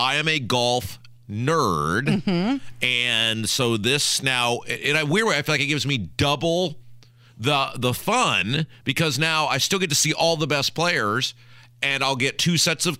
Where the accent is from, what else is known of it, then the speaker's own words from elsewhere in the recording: United States; as an American?